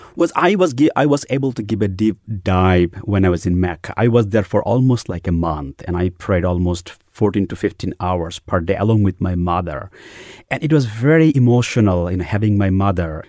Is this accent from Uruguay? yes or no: no; Bangladesh; moved away as an adult; also born or lived in New York City, United States / Dallas, Texas, United States; now in United States; I grew up in a devout Muslim middle class family in Bangladesh